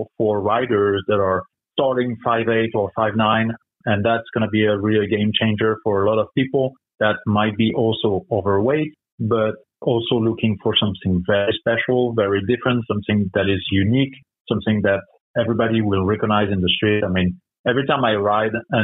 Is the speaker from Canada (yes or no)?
no; France; moved away; I'm from France